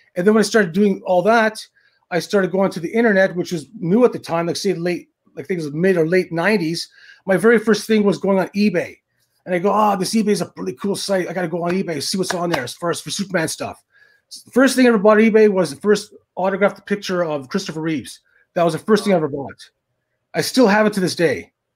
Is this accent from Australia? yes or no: no; Thunder Bay, Ontario, Canada; moved away; back in my hometown, which is Thunder Bay, Ontario, in Canada